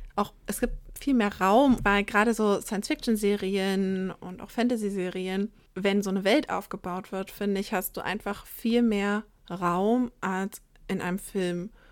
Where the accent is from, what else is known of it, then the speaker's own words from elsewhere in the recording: northern Saxony-Anhalt, Germany; moved away; also born or lived in southern Germany; ich komme aus Sachsen-Anhalt ursprünglich und da auch tatsächlich eher aus dem nördlichen Teil Sachsen-Anhalts